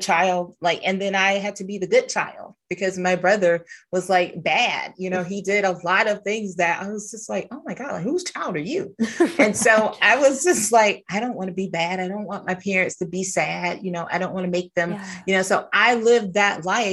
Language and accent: English; the South, United States; I grew up in South